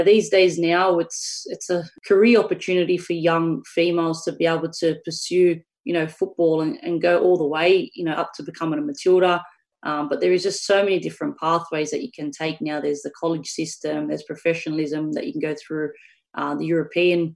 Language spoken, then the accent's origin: English; Australia